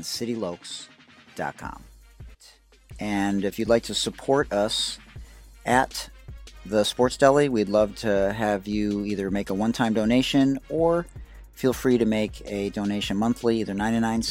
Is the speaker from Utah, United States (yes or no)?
no; Detroit, Michigan, United States; now in San Diego, United States; I'm from Detroit originally